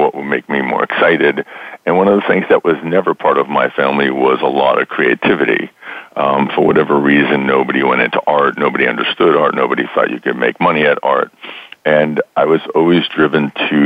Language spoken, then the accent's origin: English; Boston, Massachusetts, United States; moved away as an adult; also born or lived in New York City; I grew up in Boston